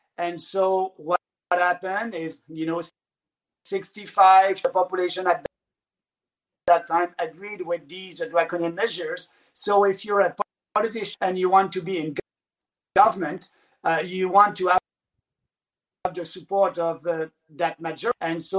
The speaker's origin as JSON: {"language": "English", "country": "Canada", "said": "So for me right now, I'm able to travel across the country as a Canadian"}